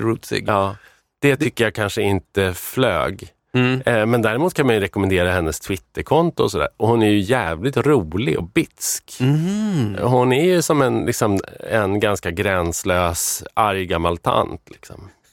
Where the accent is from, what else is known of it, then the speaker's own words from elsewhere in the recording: Arbrå, Gävleborg County, Sweden; jag växte upp i Arbro